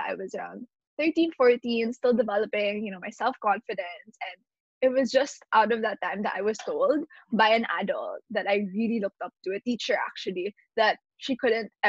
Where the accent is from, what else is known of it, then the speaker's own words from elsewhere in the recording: Manila, Metro Manila, Philippines; I was born and raised here in Manila, Philippines